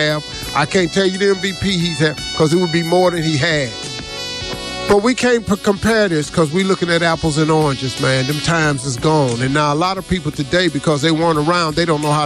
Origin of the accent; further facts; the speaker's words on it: Cleveland, Ohio, United States; I'm from Cleveland.